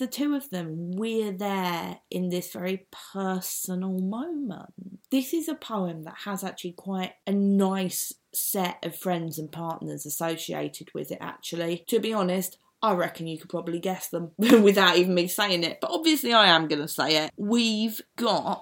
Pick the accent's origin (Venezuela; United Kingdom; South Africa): United Kingdom; London; accent: East End; I've got naturally quite an East End because my dad is a genuine Cockney